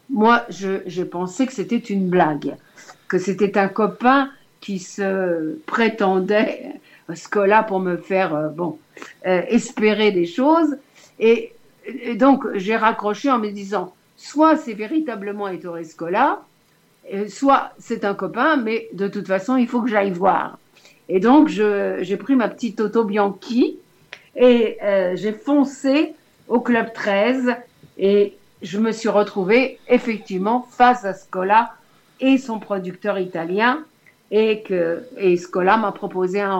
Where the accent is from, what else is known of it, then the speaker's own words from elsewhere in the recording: Lyon, Auvergne-Rhône-Alpes, France; born there; car je suis née à Lyon